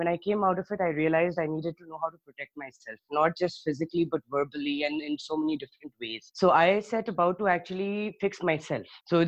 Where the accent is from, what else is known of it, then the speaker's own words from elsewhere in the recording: Johannesburg, Gauteng, South Africa; also born or lived in Karachi, Pakistan; I was born in Karachi, but I was about 4 years old, barely 4 years old, when my parents shifted us to Johannesburg, South Africa.